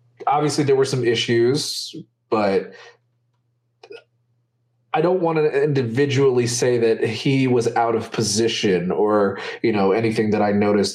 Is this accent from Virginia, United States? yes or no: no; Atlanta, Georgia, United States; moved away; also born or lived in Chicago, Illinois; I did obviously live in Atlanta for a long time, but I remember right before I moved from Chicago